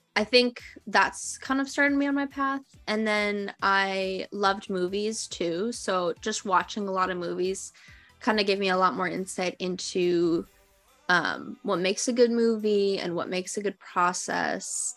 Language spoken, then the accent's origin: English; Minnesota, United States; now in California, United States; I am a storyteller uh, from originally from Minnesota who moved to California